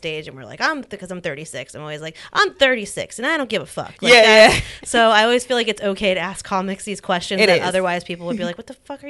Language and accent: English; Los Angeles, California, United States; moved away as an adult; I'm from Los Angeles. I'm from the suburbs.